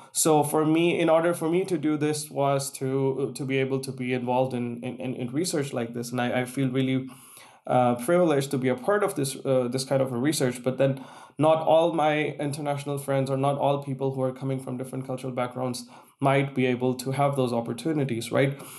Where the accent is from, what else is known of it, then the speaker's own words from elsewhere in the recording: Pakistan; moved away as an adult; growing up in Pakistan, there was a time when everyone would want to, you know, write text messages using Urdu, which is my national language